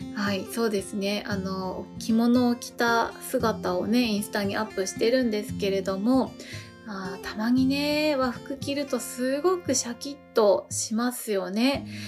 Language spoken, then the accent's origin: Japanese; Japan